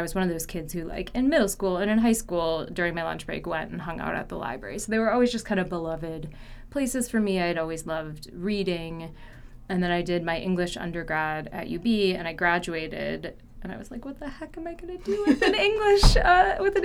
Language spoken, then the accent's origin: English; Williamsville, New York, United States; moved away as an adult; also born or lived in Buffalo, New York / Washington, D.C.; I grew up in Williamsville, New York, and I went to school there